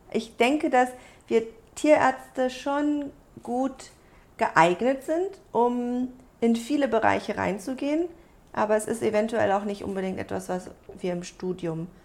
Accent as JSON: {"language": "German", "country": "Germany", "tie": "born or raised there", "said": "ich bin ja groß geworden in Deutschland, aber mit einer koreanischen, äh, mit einem koreanischen Anteil. Also ich bin halb Koreanerin"}